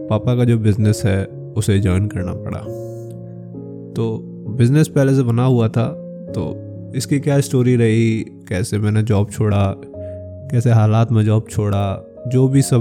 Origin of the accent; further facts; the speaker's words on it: Uttar Pradesh, India; और मैं उत्तर प्रदेश के एक छोटे से ज़िले का निवासी हूँ